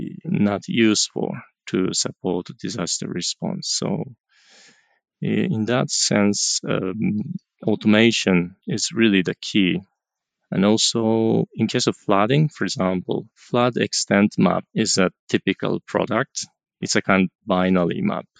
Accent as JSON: {"language": "English", "country": "Japan", "said": "I'm from Japan"}